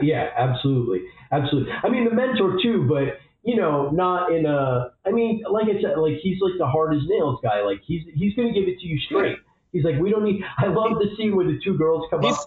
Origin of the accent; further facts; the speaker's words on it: New York, United States; I'm a New Yorker